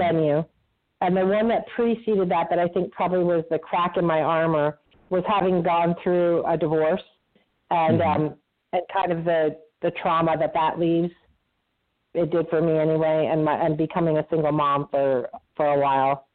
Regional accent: Vermont, United States; I grew up in Vermont

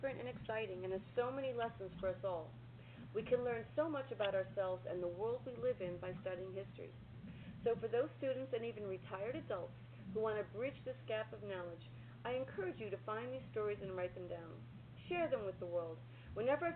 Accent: U.S. Virgin Islands; now in Brooklyn, New York, United States; Growing up in St. Thomas, I was intrigued by the lessons of Mrs. Brady

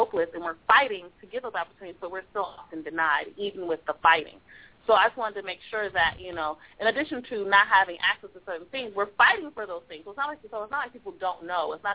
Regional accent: Los Angeles, California, United States; I'm from South Central LA, and I've been a community organizer here since I was about 14, 15

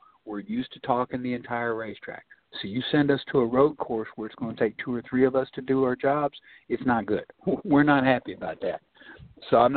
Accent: Nashville, Tennessee, United States; Nashville's my hometown

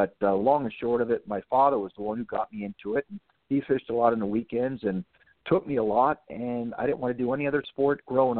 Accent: South Florida, United States; Now, I'm a native Floridian, South Floridian to be exact.

